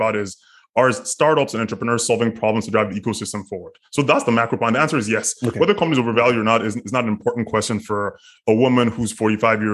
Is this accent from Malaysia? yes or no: no; Nigeria; I'm a Nigerian person.